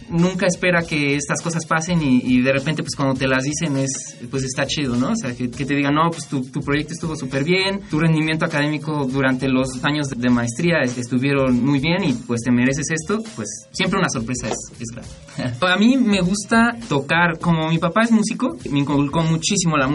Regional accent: Mexico City, Mexico; Yo nací aquí en la Ciudad de México y yo nací en 1990.

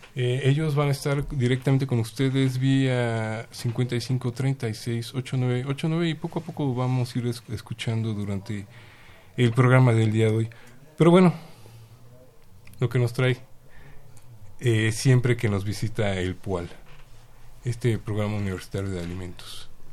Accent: Mexico; como mexicanos

